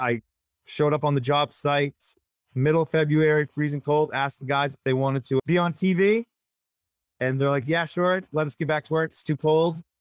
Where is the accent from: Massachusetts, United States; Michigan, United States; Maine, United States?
Maine, United States; Augusta; also born or lived in Wayne, Maine; I grew up with my sister in Augusta.